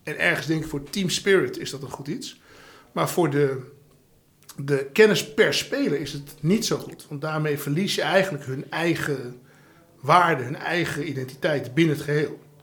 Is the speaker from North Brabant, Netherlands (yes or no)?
no; Amstelveen, North Holland, Netherlands; Ik ben opgegroeid in Amstelveen